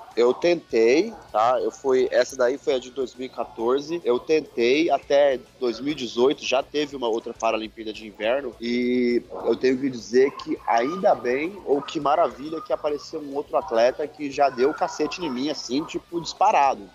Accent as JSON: {"language": "Portuguese", "region": "São Paulo", "country": "Brazil", "said": "sou de São Paulo"}